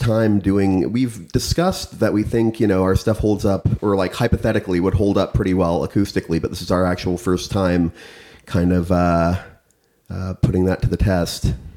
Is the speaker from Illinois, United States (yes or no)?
yes; central Illinois, United States; now in St. Louis, United States; I'm from more central corn and cow country in uh, middle Illinois